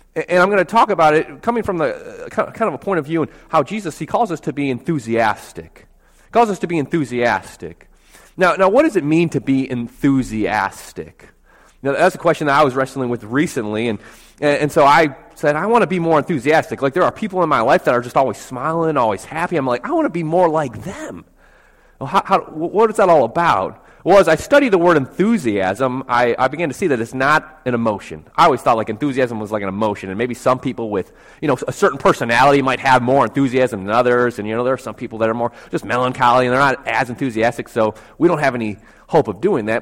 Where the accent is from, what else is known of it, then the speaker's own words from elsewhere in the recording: Buffalo, New York, United States; moved away; I'm from Buffalo, New York, so my family's still up there.